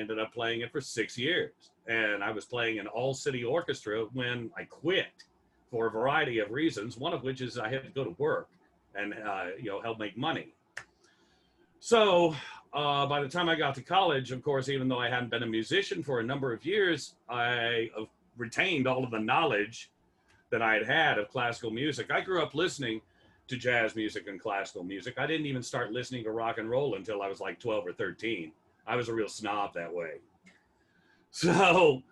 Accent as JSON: {"language": "English", "town": "Oklahoma City", "region": "Oklahoma", "country": "United States", "said": "I'm from Oklahoma City"}